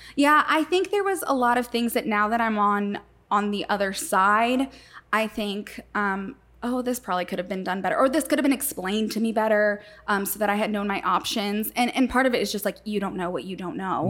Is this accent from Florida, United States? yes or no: yes; Florida, United States; moved away as an adult; also born or lived in Puerto Rico / Saint Louis, Missouri; I lived in Florida. I grew up there